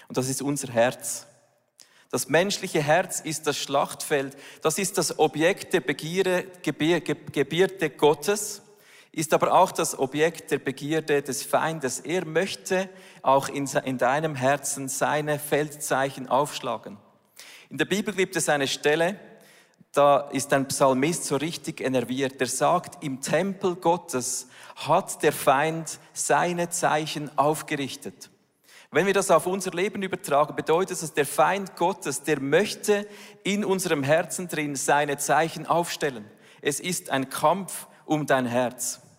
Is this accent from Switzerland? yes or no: yes; Switzerland; Das ist ja nicht gerade unsere Heimat als Schweizer